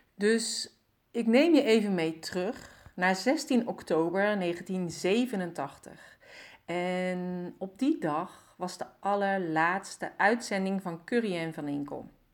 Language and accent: Dutch; North Brabant, Netherlands; accent: Brabants; ik kom uit Brabant